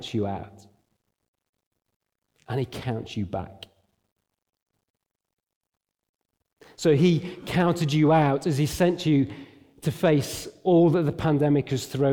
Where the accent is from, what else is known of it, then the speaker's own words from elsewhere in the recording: Derbyshire, East Midlands, United Kingdom; now in Nottingham, United Kingdom; I grew up in Derbyshire. I live in Nottingham.